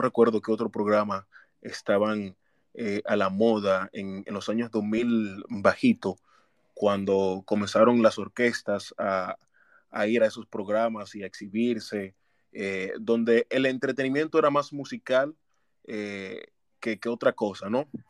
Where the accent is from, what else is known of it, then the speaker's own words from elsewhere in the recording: La Romana, Dominican Republic; de Santo Domingo y de mi ciudad natal, La Romana